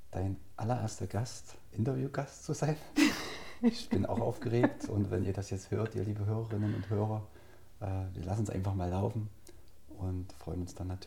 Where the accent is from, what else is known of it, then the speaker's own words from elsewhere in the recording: Altenburg, Thuringia, Germany; ich bin gebürtiger Altenburger. Äh, bin quasi in meinen Kindheitstagen durch Altenburg gestiefelt